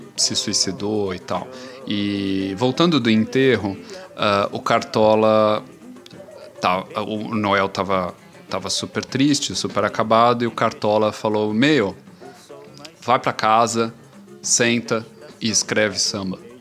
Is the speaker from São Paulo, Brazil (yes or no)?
yes; São Paulo, Brazil; Eu sou paulista